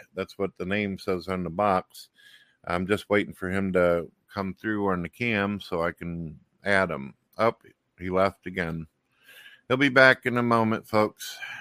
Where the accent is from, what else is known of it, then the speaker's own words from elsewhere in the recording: St. Louis, Missouri, United States; I'm from St. Louis, Missouri